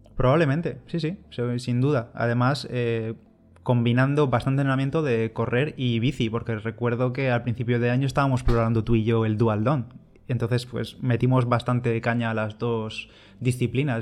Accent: Bigastro, Valencian Community, Spain; Bigastro, que es mi pueblo

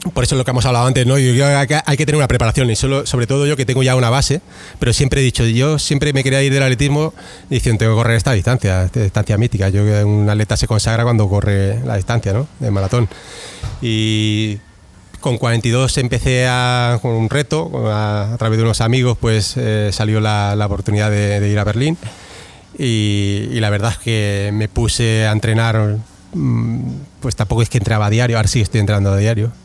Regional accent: Barcelona, Catalonia, Spain; yo soy de Barcelona

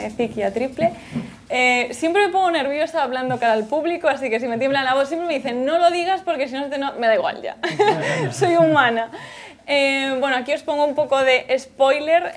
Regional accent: Galicia, Spain; soy de Galicia

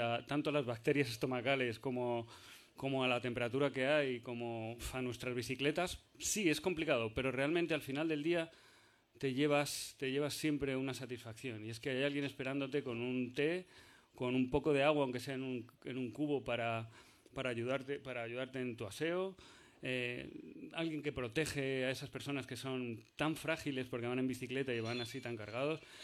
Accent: Argentina; soy de Argentina

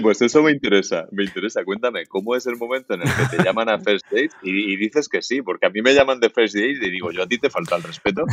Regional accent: Murcia, Region of Murcia, Spain; soy murciano del barrio del Carmen de Murcia

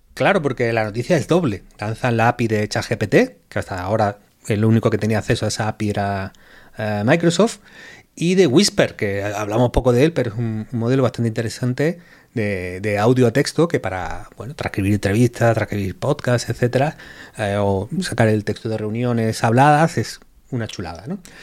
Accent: Málaga, Andalusia, Spain; también un poco del Málaga, porque es mi ciudad

